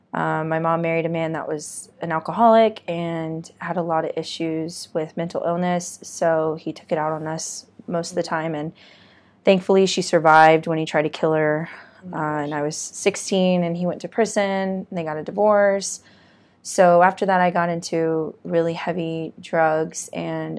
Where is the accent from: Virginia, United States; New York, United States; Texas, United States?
Texas, United States; Corpus Christi; also born or lived in Arlington, Texas; I originally grew up in Corpus Christi. I was born in Arlington, Texas, but moved to Corpus